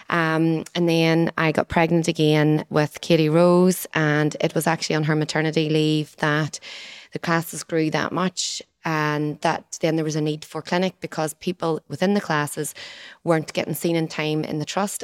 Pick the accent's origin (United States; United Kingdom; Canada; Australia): United Kingdom; Moneymore, Northern Ireland; I'm from Moneymore, and then I didn't move too far away from Moneymore in the fact that I still live there.